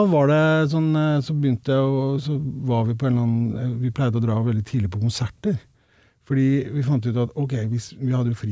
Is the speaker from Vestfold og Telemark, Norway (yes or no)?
yes; Rauland, Vestfold og Telemark, Norway; Som du sikkert hører, så har jeg ikke så mye igjen av dialekta heller.